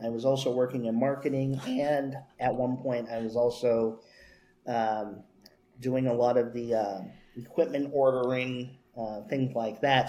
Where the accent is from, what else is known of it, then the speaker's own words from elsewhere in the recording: moved from L.A. around age six, California, United States; also born or lived in Los Angeles, California; when I moved to my my current town, my hometown uh, from L.A.